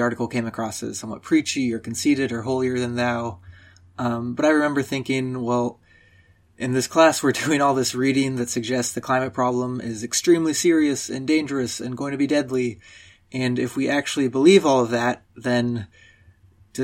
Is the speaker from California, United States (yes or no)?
yes; Southern California, United States; moved away as an adult; also born or lived in Princeton, New Jersey; I grew up in Southern California